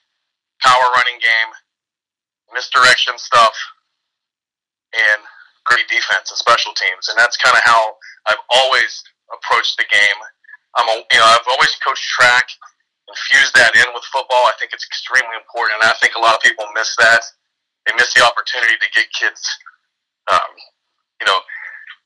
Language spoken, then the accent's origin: English; United States; moved away; I'm from Marion County originally